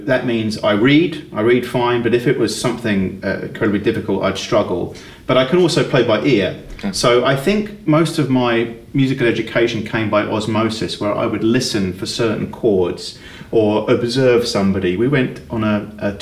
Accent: Chelmsford, East of England, United Kingdom; moved away as an adult; also born or lived in Texas; now in Atlanta, United States; I grew up in a place called Chelmsford, which was just 25 minutes out of London.

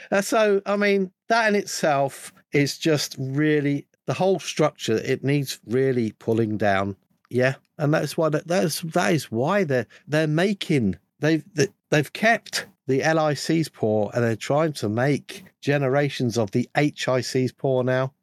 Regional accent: United Kingdom; being a Brit

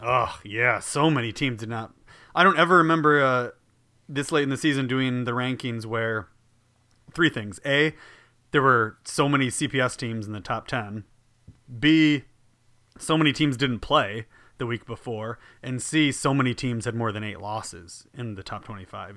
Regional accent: Joliet, Illinois, United States; I'm from Joliet

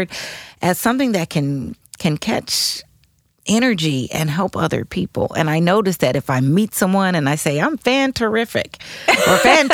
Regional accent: Denver, Colorado, United States; now in St. Louis, United States; I'm from Denver, Colorado

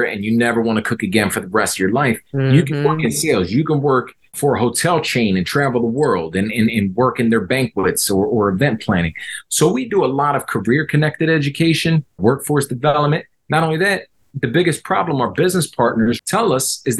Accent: Philadelphia, Pennsylvania, United States; we're from that neighborhood. Me and my partner from that neighborhood

